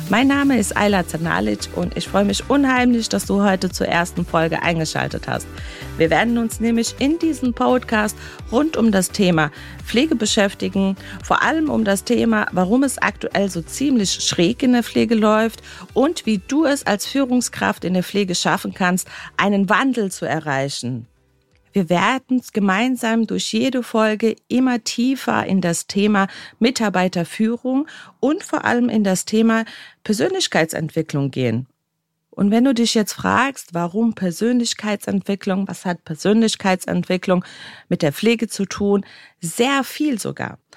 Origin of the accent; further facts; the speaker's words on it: Bosnia & Herzegovina; ich komme aus dem ehemaligen Jugoslawien oder besser gesagt aus Bosnien und Herzegowina.